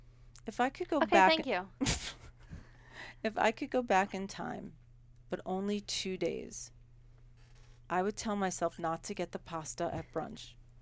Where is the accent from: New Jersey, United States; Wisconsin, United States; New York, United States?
New York, United States; growing up in New York.